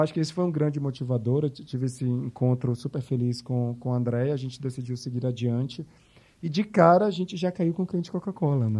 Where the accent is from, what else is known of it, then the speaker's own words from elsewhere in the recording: Salvador, Bahia, Brazil; moved away; also born or lived in New York; Sou de Salvador